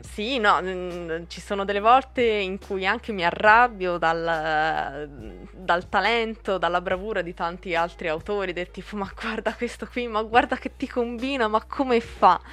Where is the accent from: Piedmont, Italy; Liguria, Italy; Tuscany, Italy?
Tuscany, Italy; Pescia; also born or lived in Borgo a Buggiano; nata a Pescia, vivo a Borgo Buggiano, quindi sono toscana